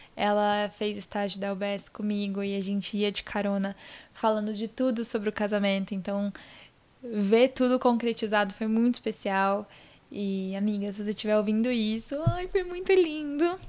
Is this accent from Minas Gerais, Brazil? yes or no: no; Vitória, Espírito Santo, Brazil; also born or lived in Itaquera, São Paulo; now in São Paulo, Brazil; viajei para Vitória, que é onde eu nasci, onde está minha família